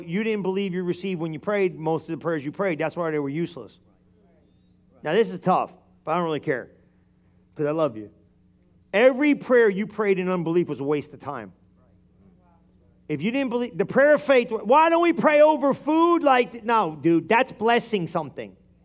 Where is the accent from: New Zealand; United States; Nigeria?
United States; New Jersey; We're Italian, and we're from New Jersey